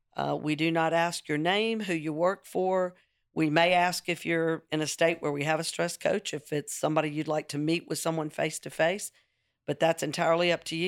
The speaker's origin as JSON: {"language": "English", "region": "the South", "country": "United States", "said": "I'm a redhead. I'm sixty-three. I'm from the South."}